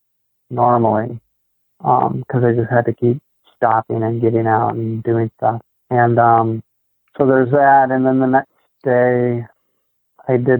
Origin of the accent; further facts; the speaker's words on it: Des Moines, Washington, United States; moved away; also born or lived in Burien, Washington; I grew up in Des Moines, Washington, which is near SeaTac